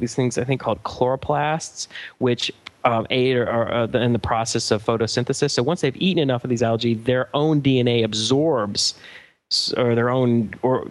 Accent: Atlanta, Georgia, United States; moved away as an adult; also born or lived in Chicago; now in Los Angeles, United States; we grew up together in Atlanta

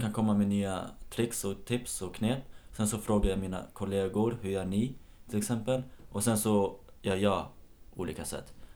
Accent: Nyköping, Södermanland, Sweden; moved away; jag är uppvuxen i Nyköping

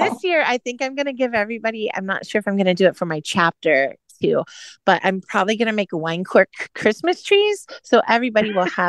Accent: California, United States; also born or lived in Indiana; now in Florida, United States; So I normally, now that I live in Florida, and because I grew up in California and life was in California, and then I lived in Indiana and it would be snowing.

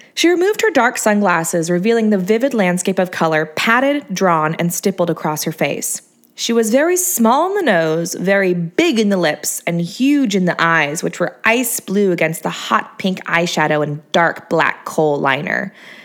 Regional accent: Hermosa Beach, California, United States; also born or lived in San Luis Obispo; I grew up in Hermosa Beach, Redondo Beach. I moved to Torrance, Long Beach. Now I'm in SLO, San Luis Obispo, that is. I sort of grew up there, too.

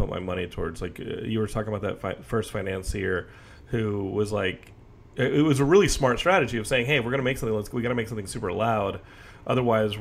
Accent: United States; as an American

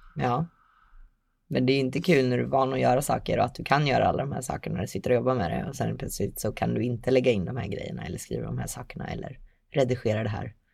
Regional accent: Linköping, Östergötland, Sweden; jag kommer från Linköping

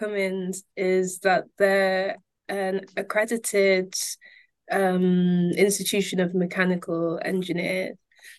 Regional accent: Manchester, North West England, United Kingdom; I'm originally from Manchester, so I commute into Huddersfield every day.

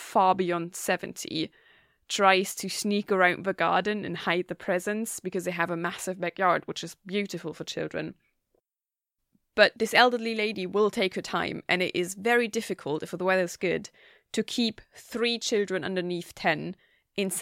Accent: Germany; now in Gothenburg, Sweden; I'm from Germany.

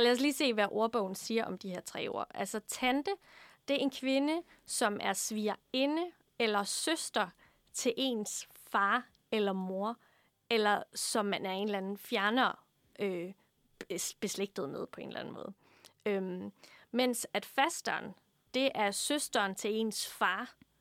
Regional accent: Funen, Southern Denmark, Denmark; Jeg er fra Fyn

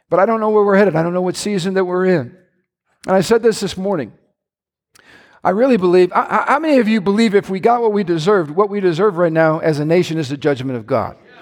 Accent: Midwest, United States; I love being a Midwesterner

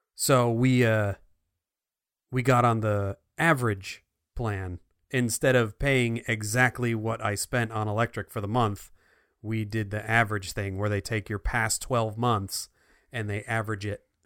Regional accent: New Jersey, United States; moved away; I'm from New Jersey

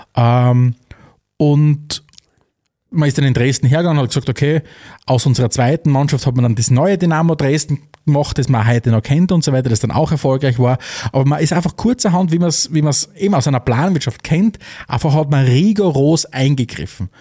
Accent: Austria; für uns in Österreich

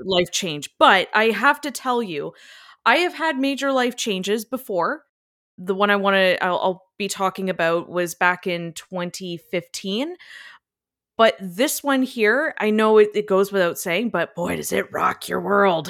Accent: Niagara, Ontario, Canada; moved away as an adult; now in London, Canada; I moved from my hometown, Niagara, and I moved to London, Ontario

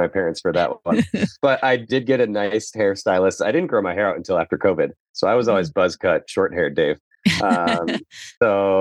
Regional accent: Midwest, United States; I grew up in the Midwest

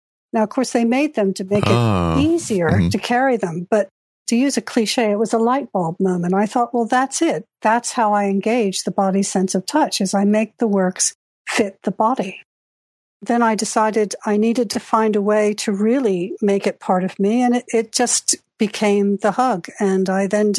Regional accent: Delaware, United States; moved away as an adult; also born or lived in Britain / Japan; now in United Kingdom; I grew up in Delaware

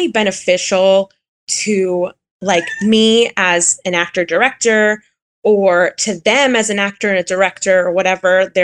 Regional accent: Miami, Florida, United States; moved away; where I grew up in Miami

